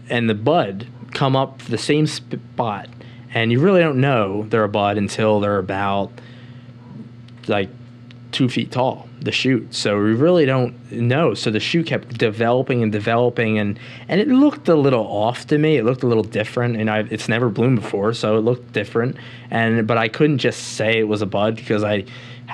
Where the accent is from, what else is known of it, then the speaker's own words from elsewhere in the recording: Philadelphia, Pennsylvania, United States; moved away as an adult; Philadelphia, my hometown